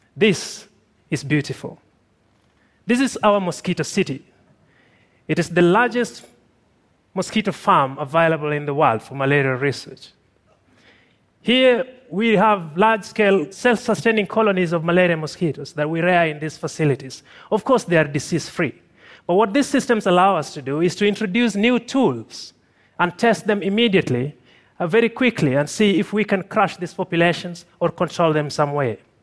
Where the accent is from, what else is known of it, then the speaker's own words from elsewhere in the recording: Tanzania; also born or lived in Kilombero River Valley, Tanzania; I'm from Tanzania